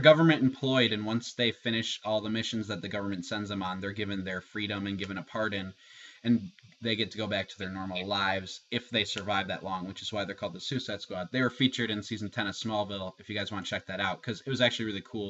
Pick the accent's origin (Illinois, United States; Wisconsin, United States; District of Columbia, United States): Illinois, United States; Chicago; Chicago, my hometown